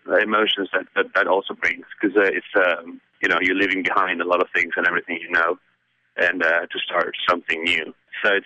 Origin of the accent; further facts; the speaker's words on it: Buenos Aires, Argentina; English is a second language; I come from Buenos Aires, and I grew up listening to music that I couldn't understand